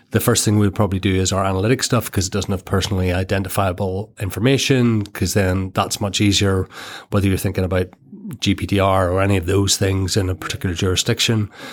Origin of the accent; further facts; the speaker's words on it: Ireland; Born and bred in Ireland